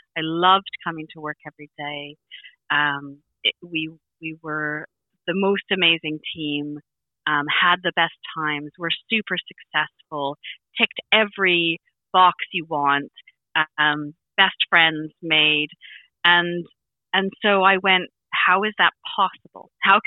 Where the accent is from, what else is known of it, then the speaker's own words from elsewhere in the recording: Vancouver Island, British Columbia, Canada; moved away as an adult; now in England, United Kingdom; on Vancouver Island where I'm from